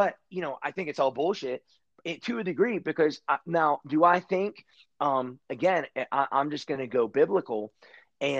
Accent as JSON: {"language": "English", "town": "Pittsburgh", "region": "Pennsylvania", "country": "United States", "said": "I'm from Pittsburgh"}